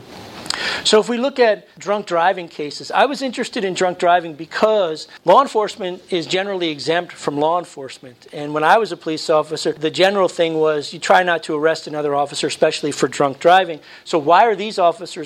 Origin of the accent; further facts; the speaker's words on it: New Jersey, United States; I was born in New Jersey.